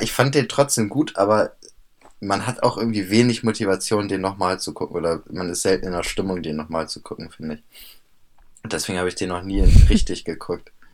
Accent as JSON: {"language": "German", "region": "Bremen", "country": "Germany", "said": "bei uns in Bremen"}